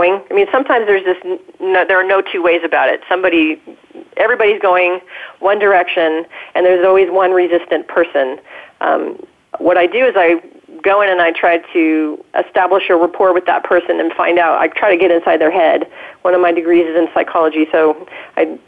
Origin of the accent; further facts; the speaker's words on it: Southern California, United States; here in my hometown